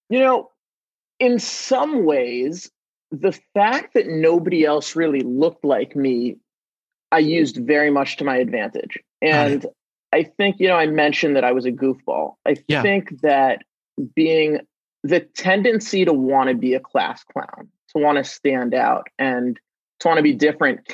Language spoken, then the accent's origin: English; Des Moines, Iowa, United States; I grew up in Des Moines, Iowa, in the Midwest